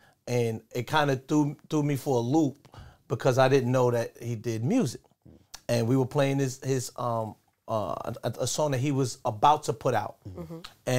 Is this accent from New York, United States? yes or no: yes; New York City, New York, United States; I'm from Brooklyn, man.